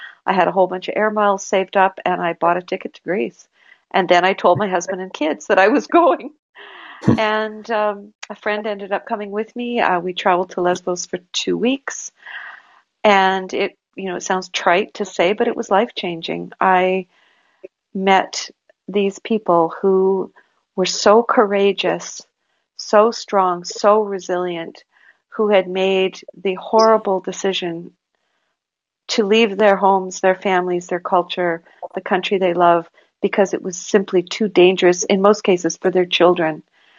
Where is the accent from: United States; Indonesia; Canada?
Canada; it struck me, you know, not as a Canadian, not as, you know, anyone that cares about human rights, it struck me as a mother.